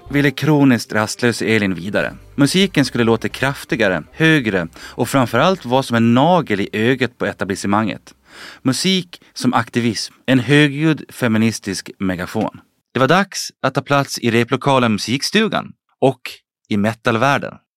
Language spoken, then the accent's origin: Swedish; Gotland, Sweden; som vi gotlänningar säger